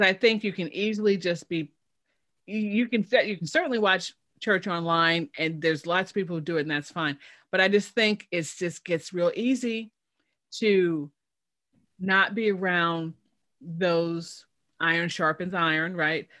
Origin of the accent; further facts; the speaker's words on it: Chicago, Illinois, United States; moved away; I'm from Chicago originally